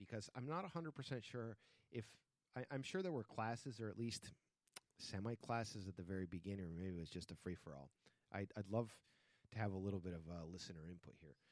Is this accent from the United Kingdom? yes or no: no; Spain; moved away; since I grew up in Spain